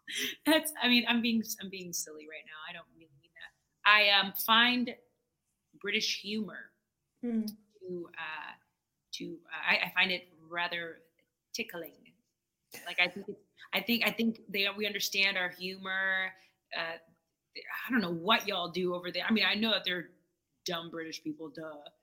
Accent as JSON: {"language": "English", "town": "Boston", "region": "Massachusetts", "country": "United States", "said": "I'm from New England. Like, I'm from Boston"}